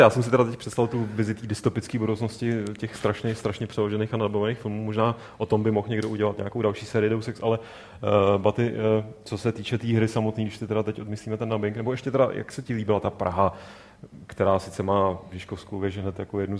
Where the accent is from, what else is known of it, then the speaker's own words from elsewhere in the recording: Prague, Czechia; já jsem Pražák. Já no. jsem, teda